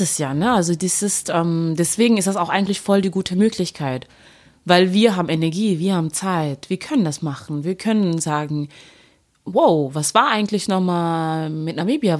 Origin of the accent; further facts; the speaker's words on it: Duisburg, North Rhine-Westphalia, Germany; now in Cologne, Germany; ich komme aus Duisburg